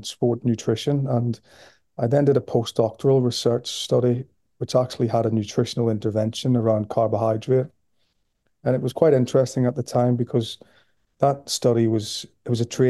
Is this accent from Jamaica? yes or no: no; Belfast, Northern Ireland, United Kingdom; moved away as an adult; now in Liverpool, United Kingdom; as you can hear from my accent, I'm from Belfast originally, and I came to Liverpool in the year 2000 as an undergraduate student